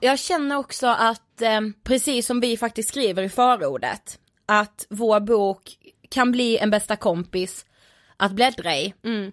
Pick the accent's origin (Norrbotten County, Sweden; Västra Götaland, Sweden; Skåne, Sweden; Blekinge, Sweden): Blekinge, Sweden; från Blekinge faktiskt där vi är uppvuxna